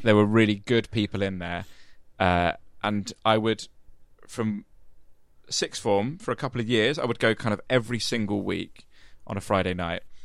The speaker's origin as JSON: {"language": "English", "area": "Medway towns, Kent", "region": "South East England", "country": "United Kingdom", "tie": "born or raised there", "moved": "yes", "said": "I grew up in the Medway towns in Kent"}